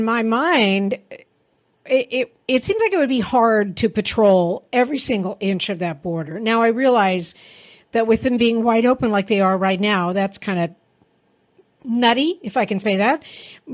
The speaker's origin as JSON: {"language": "English", "region": "Texas", "country": "United States", "tie": "born or raised there", "moved": "yes", "said": "I was born in Texas and had family there and still have family there."}